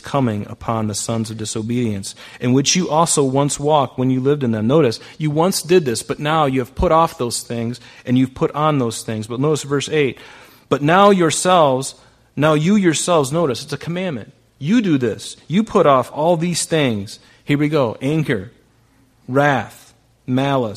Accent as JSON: {"language": "English", "country": "United States", "said": "I'm American."}